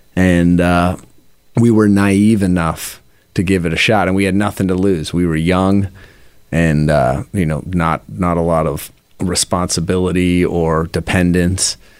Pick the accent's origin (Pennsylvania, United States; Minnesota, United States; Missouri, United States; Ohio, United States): Pennsylvania, United States; Philadelphia; also born or lived in Seattle / England; my family moved to Mount Airy section of Philadelphia when I was in fourth grade. We came from England